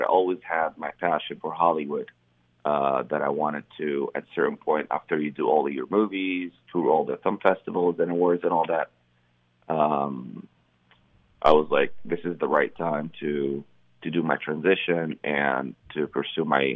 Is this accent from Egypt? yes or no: yes; Cairo, Cairo Governorate, Egypt; moved away as an adult; I grew up in Cairo, Egypt.